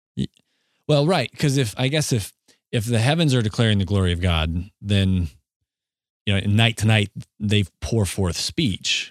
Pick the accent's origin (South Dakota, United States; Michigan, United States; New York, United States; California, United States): South Dakota, United States; Southeast; We grew up in Southeast South Dakota